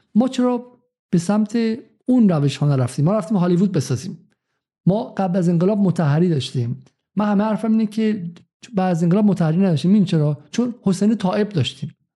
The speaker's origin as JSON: {"language": "Persian", "country": "Iran", "said": "من به عنوان یک ایرانی"}